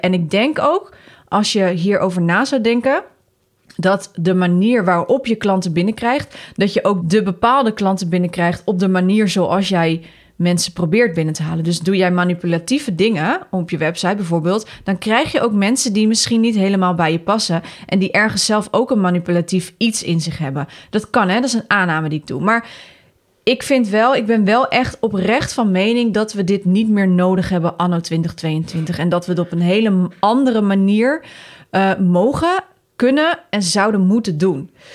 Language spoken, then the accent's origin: Dutch; Netherlands; wij als Nederlanders